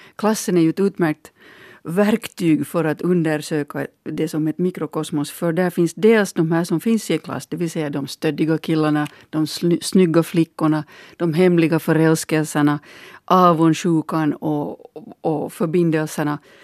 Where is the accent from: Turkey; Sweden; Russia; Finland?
Finland; min bakgrund som, som finländare